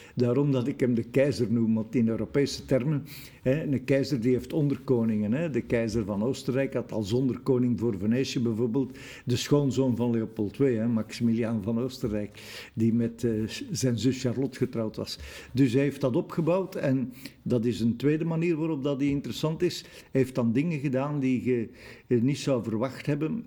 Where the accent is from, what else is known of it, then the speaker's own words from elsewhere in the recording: Brussels, Brussels-Capital Region, Belgium; wij als Brusselaars